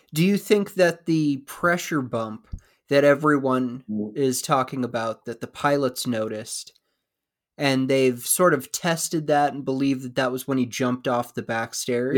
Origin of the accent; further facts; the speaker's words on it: Woodland, Washington, United States; I grew up in Woodland